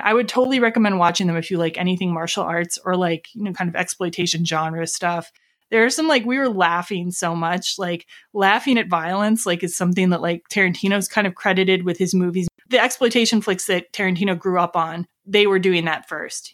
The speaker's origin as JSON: {"language": "English", "town": "Lake Geneva", "region": "Wisconsin", "country": "United States", "said": "Lake Geneva, Wisconsin"}